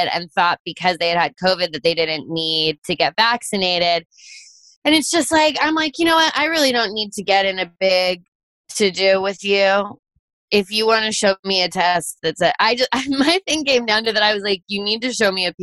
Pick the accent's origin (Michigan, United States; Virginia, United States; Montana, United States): Virginia, United States; Fairfax County; moved away; I grew up in Virginia too